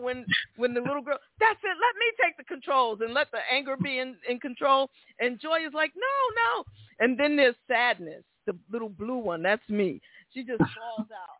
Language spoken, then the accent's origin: English; New York City, New York, United States; I'm from the Bronx